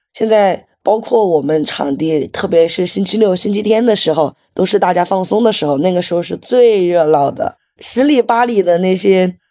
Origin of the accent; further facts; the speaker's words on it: Chongqing, China; 因为我们重庆本来就是有魔都之称嘛， 很多摩托车老厂都是在我们重庆这边